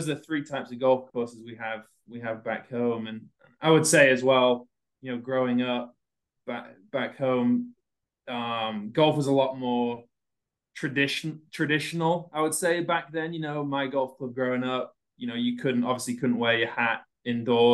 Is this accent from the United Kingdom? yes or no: yes; England, United Kingdom; also born or lived in South Carolina; now in Iowa, United States; I'm from England, you know, originally. I don't know if everyone knows that, but from England. Growing up, I played all sports in England